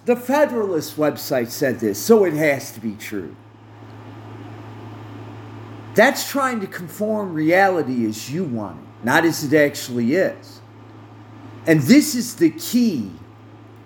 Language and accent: English; United States; I speak from an American viewpoint